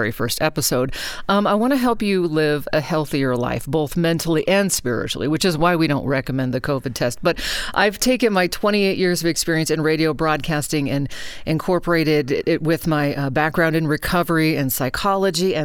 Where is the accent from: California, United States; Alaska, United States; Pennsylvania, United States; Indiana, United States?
Alaska, United States; Anchorage; now in Reno, United States; I grew up in Alaska, and so in Anchorage, actually